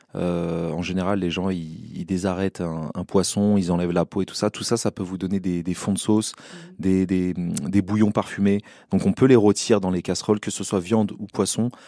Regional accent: Seine-Saint-Denis, Île-de-France, France; j'ai grandi en Seine-Saint-Denis

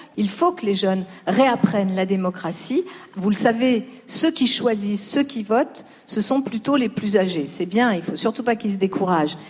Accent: Lyon, Auvergne-Rhône-Alpes, France; now in Paris, France; j'ai grandi pas à Paris, j'ai grandi à La Duchère, qui est aussi un quartier de Lyon

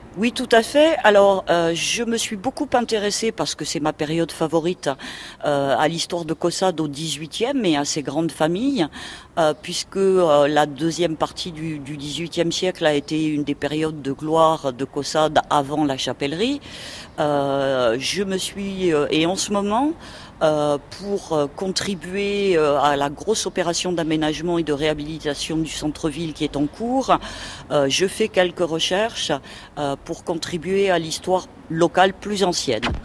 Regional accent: Toulouse, Occitania, France; moved away as an adult; now in Caussade, France; je viens de Toulouse, oui, je suis une Toulousaine de souche euh, et je n'habite ici que depuis 2010.

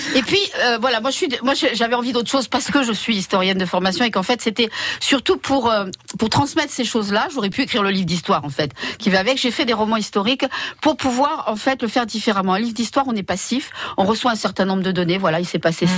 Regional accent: the South, south of France, France; je suis du sud.

